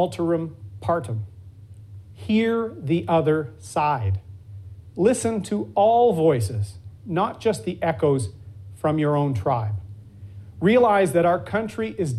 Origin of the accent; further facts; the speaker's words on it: Durham, Ontario, Canada; my hometown